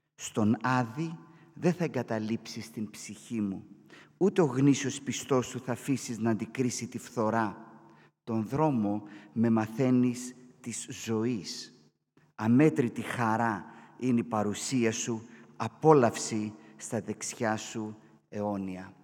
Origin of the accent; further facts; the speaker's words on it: Katerini, Central Macedonia, Greece; όσοι είμαστε από την Κατερίνη